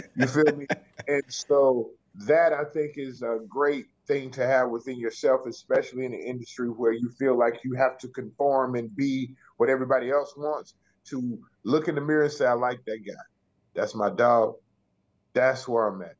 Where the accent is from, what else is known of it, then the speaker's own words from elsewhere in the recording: the South, United States; it's rough growing up in the South